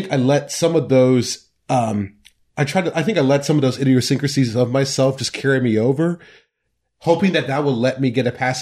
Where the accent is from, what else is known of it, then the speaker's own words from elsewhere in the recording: Mount Pleasant, Iowa, United States; this weird kid from West Philadelphia Mount Pleasant